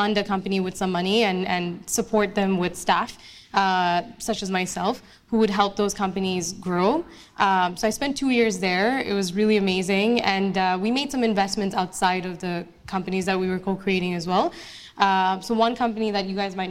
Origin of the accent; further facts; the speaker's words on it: Dhaka, Dhaka Division, Bangladesh; moved away as an adult; also born or lived in Montreal, Canada; now in Canada; I was actually born and raised in Bangladesh, so that's where I grew up pretty much all of my childhood and teenage years. I moved to Montreal